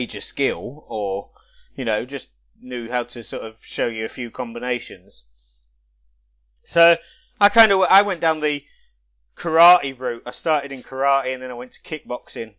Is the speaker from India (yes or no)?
no; London, United Kingdom; It was compulsory at school growing up, because I grew up in London